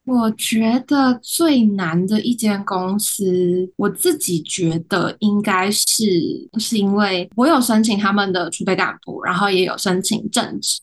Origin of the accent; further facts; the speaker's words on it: Taiwan; 我本身也没有国外生活的经验，我从小到大都是台湾土生土长的